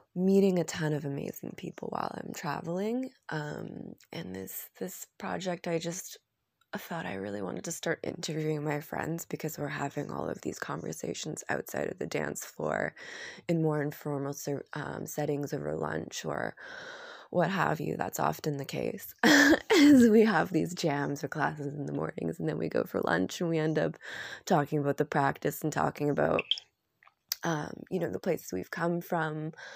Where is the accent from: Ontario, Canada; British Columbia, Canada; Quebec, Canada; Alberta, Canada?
British Columbia, Canada; Vancouver; moved away as an adult; also born or lived in Arambol, India / Ubud, Indonesia; driving around in Vancouver from my hometown